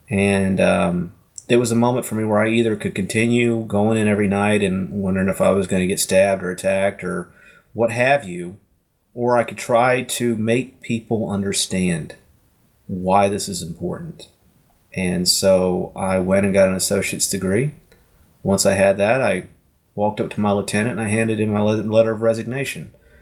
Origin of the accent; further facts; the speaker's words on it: Florida, United States; I grew up in Florida